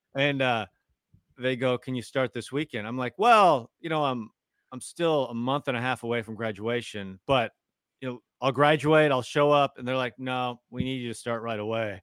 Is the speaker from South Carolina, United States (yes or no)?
no; Tacoma, Washington, United States; I grew up in Tacoma, not too far from the Mariners